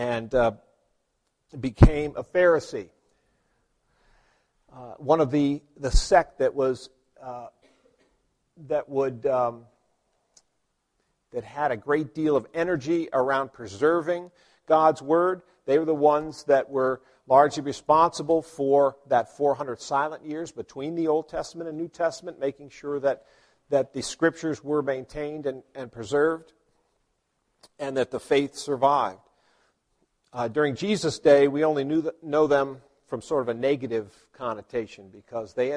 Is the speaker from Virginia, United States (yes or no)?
yes; Virginia, United States; I grew up in Virginia, so we got a dose of that in Virginia history